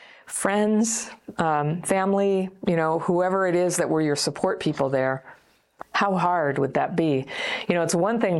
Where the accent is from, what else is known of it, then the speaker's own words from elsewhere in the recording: Ukraine; English is a second language; moved away; Last year, a tragic situation happened in my country, the war. I'm from Ukraine. And at the beginning of the war, I had to flee the country and stay at my friend's in Berlin.